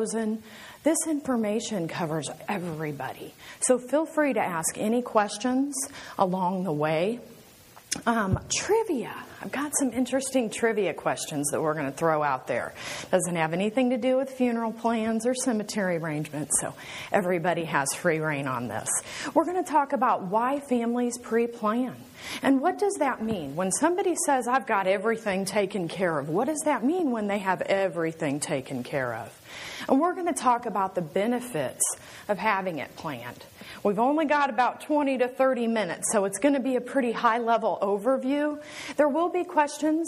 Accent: Kansas City, United States; I am from Kansas City

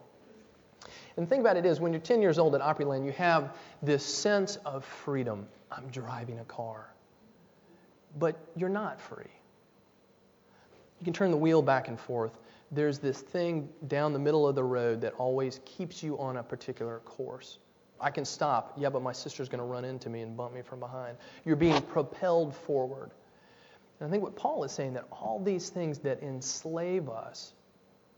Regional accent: Nashville, Tennessee, United States; When I was a kid, I grew up in Nashville, Tennessee.

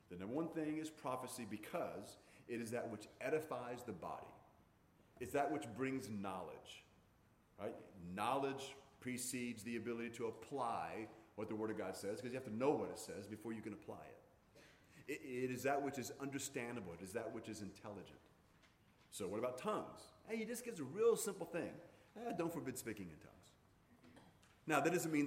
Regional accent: Hawaii, United States; growing up in Hawaii

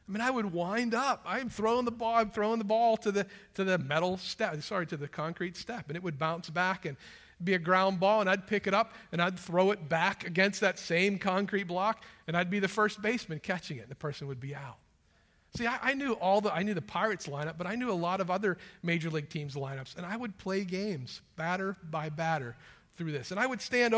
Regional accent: Western Pennsylvania, United States; as a boy growing up in Western Pennsylvania

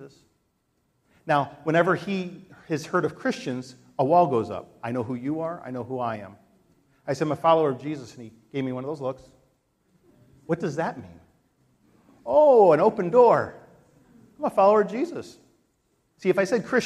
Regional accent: United States; The United States

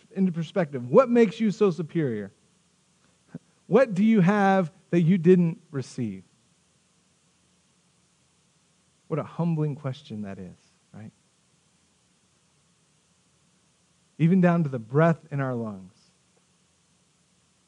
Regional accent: Tahoka, Texas, United States; I grew up in Tohoka, Texas. Tohoka, Texas is a farming community

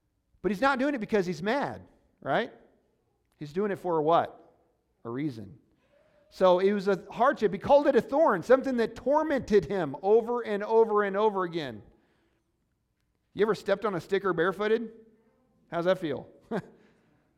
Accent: Missouri, United States; moved away; I'm from Missouri.

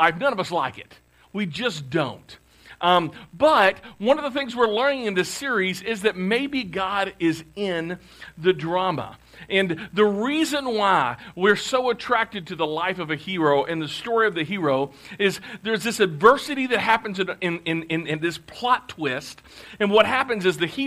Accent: Clarksville, Tennessee, United States; moved away; I'm from Clarksville, but we had moved back to Clarksville because my home church had contacted us

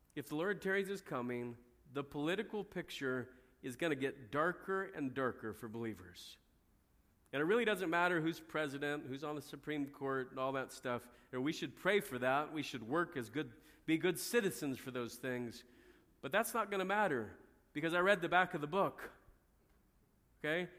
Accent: United States; we as American Christians

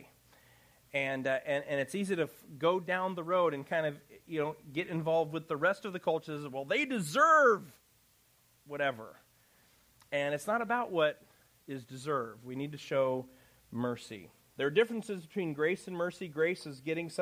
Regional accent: Chicago, Illinois, United States; moved away; I'm from Chicago

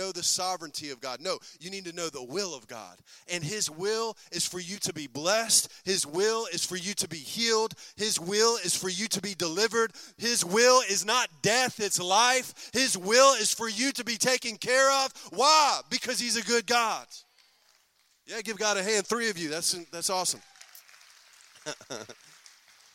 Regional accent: United States; I'm an American. I was born in America

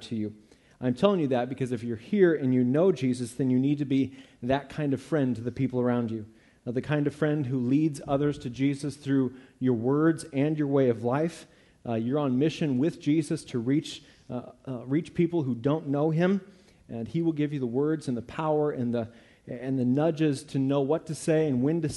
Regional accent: Eureka, United States; I grew up here in Eureka, but I didn't grow up in a church

